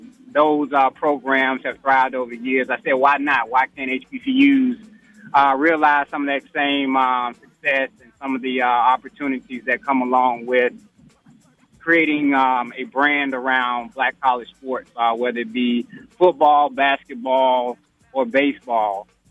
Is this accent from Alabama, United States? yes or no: yes; Birmingham, Alabama, United States; Growing up in Birmingham, Alabama